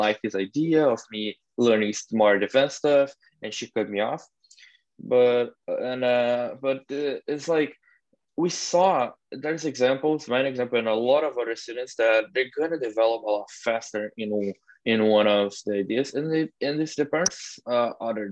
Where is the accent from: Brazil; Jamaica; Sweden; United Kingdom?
Brazil; moved away; I'm coming from Brazil